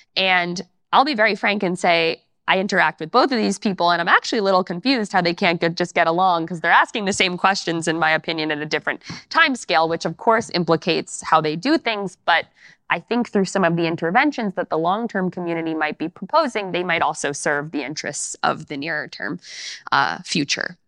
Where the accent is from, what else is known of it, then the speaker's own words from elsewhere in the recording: New York, United States; I'm from New York, and my parents went to Queens College